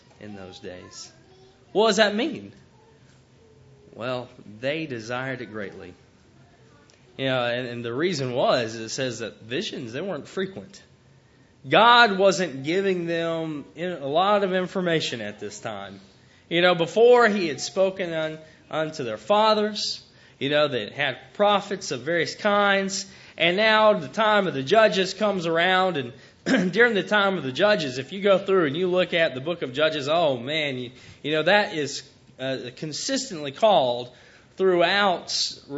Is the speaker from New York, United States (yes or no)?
no; Chattanooga, Tennessee, United States; I grew up in Chattanooga, Tennessee, and very religious part of the country.